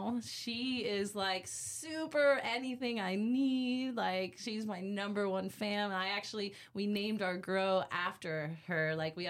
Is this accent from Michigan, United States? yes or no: no; Orlando, Florida, United States; In Orlando, Florida.